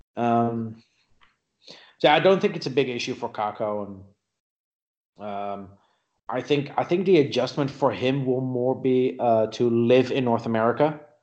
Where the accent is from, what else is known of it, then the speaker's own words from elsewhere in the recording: Netherlands; moved away as an adult; also born or lived in South Africa; When I was 22, I moved to South Africa from the Netherlands